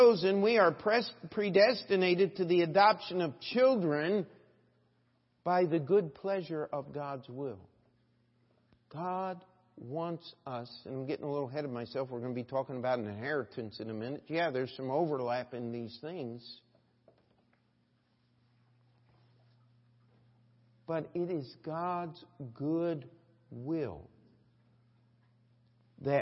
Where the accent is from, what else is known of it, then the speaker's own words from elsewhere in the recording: Carroll County, Maryland, United States; I grew up in Carroll County, Maryland